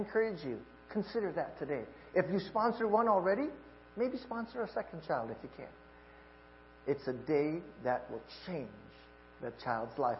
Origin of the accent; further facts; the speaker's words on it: Hawaii, United States; moved away; I'm from Hawaii